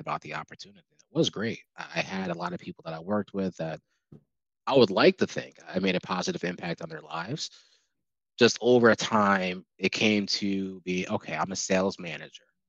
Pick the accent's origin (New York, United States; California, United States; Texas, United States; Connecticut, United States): New York, United States; Albany; moved away as an adult; also born or lived in Buffalo; now in Charlotte, United States; I'm from Albany